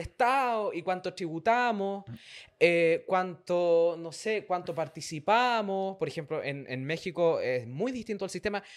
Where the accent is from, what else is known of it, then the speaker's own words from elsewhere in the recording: Santiago, Santiago Metropolitan Region, Chile; yo soy de Pedro Aguirre Cerda, pues, una comuna que no conoce nadie